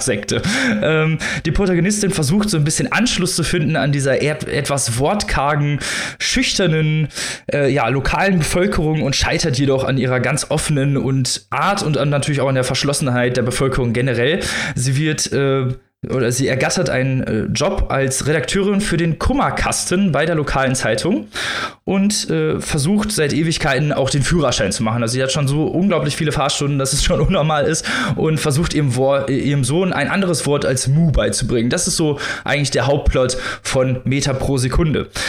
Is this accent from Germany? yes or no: yes; Germany; bei uns in Deutschland